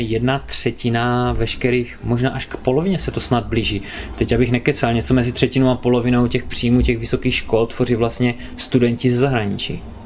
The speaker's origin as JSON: {"language": "Czech", "country": "Czechia", "said": "u nás na té domácí půdě"}